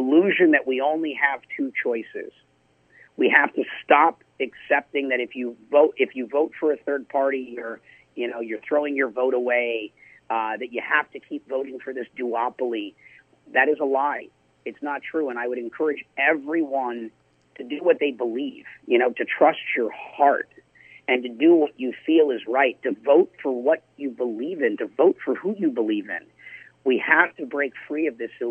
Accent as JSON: {"language": "English", "town": "St. Louis Park", "region": "Minnesota", "country": "United States", "tie": "born or raised there", "also_born_or_lived": "Hollywood / New York", "moved": "yes", "said": "I grew up in St. Louis Park, Minnesota, which is probably the most Jewish city in Minnesota"}